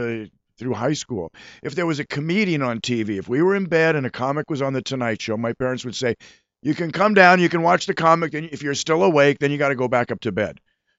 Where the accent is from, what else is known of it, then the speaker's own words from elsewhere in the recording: Sherman Oaks, California, United States; also born or lived in Van Nuys; I grew up in Sherman Oaks in Van Nuys, the mean streets of Sherman Oaks. Right. And I went to Van Nuys High School